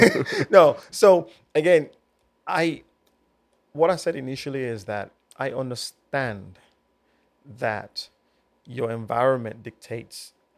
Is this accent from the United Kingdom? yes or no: yes; United Kingdom; brought up British.